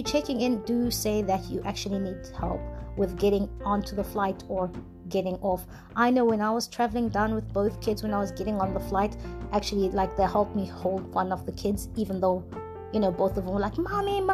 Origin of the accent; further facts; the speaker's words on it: an hour's drive from Durban, KwaZulu-Natal, South Africa; moved away as an adult; now in Norway; Durban is an hour's drive to my hometown